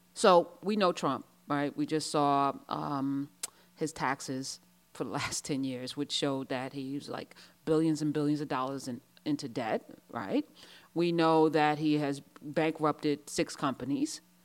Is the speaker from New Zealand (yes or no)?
no; United States; I'm American, true and true